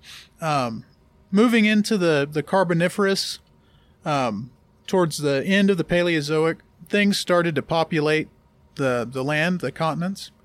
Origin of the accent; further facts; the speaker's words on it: Gulf Coast, United States; I grew up on the Gulf Coast